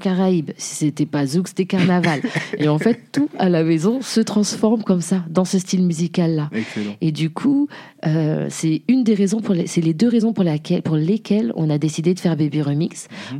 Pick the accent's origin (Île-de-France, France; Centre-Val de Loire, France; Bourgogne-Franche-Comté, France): Île-de-France, France; Jouy-le-Moutier; also born or lived in Haiti; je viens de la région parisienne, Île-de-France, euh, moutier une petite ville qui s'appelle jouy moutier à côté de Cergy